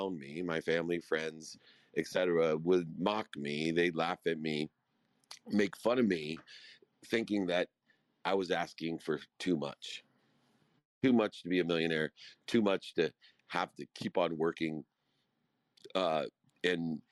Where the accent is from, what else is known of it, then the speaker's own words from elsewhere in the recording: Akron, Ohio, United States; I grew up in Akron, Ohio.